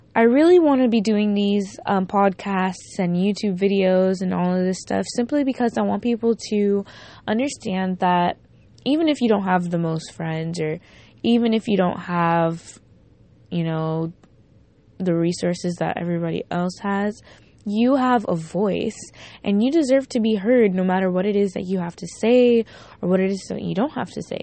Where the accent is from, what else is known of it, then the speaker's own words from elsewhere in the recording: Miami, Florida, United States; I'm from Miami